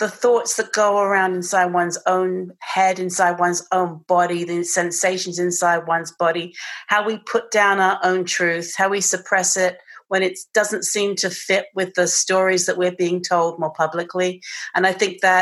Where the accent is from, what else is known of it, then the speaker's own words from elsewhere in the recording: England, United Kingdom; accent: British; moved away; I have this British accent